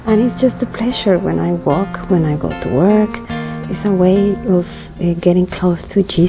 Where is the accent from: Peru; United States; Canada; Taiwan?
Peru; I am from Peru in South America.